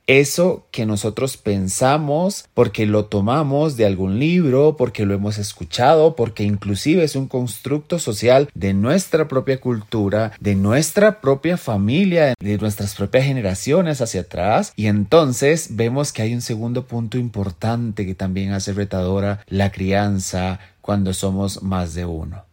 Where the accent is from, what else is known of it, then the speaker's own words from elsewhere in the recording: Costa Rica; en mi país Costa Rica